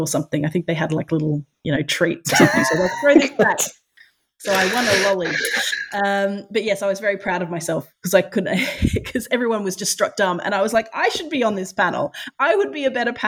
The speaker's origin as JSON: {"language": "English", "country": "Australia"}